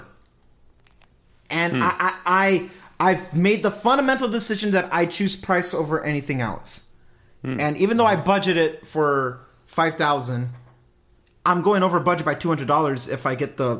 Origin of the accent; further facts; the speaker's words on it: California, United States; I'm a Californian.